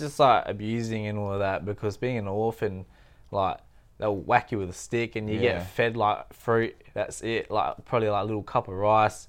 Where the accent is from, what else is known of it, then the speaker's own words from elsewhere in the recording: Thailand; I'm from Thailand and then I got raised in a village